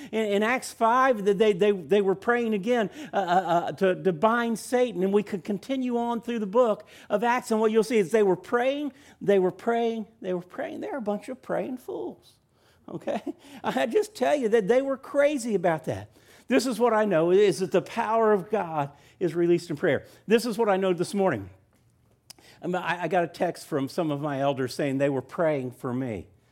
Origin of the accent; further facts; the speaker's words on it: Orlando, Florida, United States; now in Milledgeville, United States; I grew up in Orlando, Florida